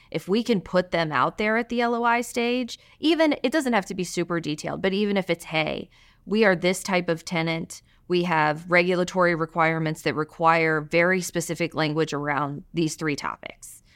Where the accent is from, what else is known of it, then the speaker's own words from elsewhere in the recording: Alabama, United States; moved away as an adult; also born or lived in Virginia; now in Boston, United States; I'm from Alabama